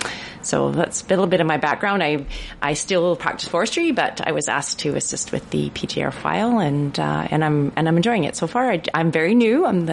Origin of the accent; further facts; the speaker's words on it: Prince George, British Columbia, Canada; I'm born and raised in Prince George on the traditional and unceded territory of the Tlaitlitané, and very happy to be so.